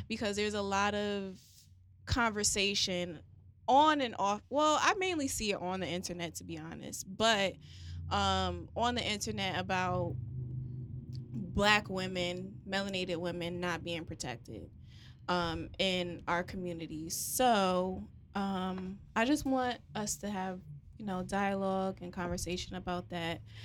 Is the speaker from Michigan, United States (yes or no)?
no; New Haven, Connecticut, United States; moved away; New Haven, Connecticut, my hometown